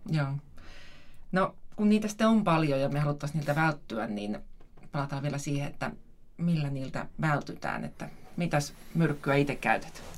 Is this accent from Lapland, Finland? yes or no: yes; Lapland, Finland; meillä Lapissa on niin paljon sääskiä